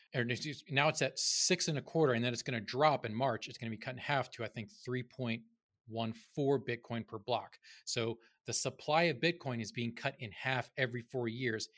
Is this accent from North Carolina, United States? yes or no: yes; North Carolina, United States; I grew up in North Carolina